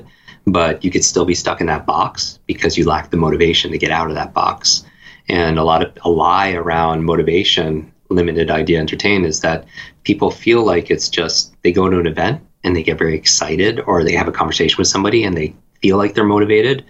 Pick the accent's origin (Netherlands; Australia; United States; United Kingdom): United States; Northeast; I grew up in the Northeast.